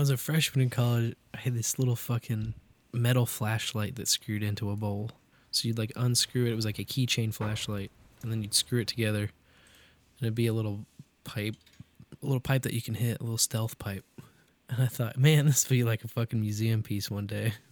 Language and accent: English; Kansas City, Missouri, United States; I grew up in Kansas City